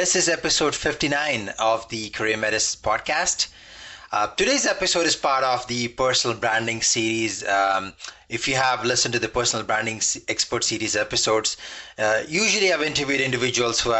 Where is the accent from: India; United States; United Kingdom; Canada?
Canada; Toronto, Ontario; I'm from Toronto, and we Canadians have a special relationship with Florida